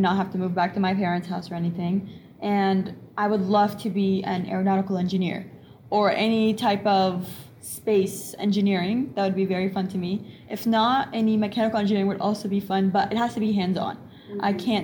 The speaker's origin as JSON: {"language": "English", "country": "United States", "tie": "born or raised there", "also_born_or_lived": "Egypt", "said": "I was born here in Washington. And then when I was 3 years old, I moved to Egypt. I lived there for 6 years"}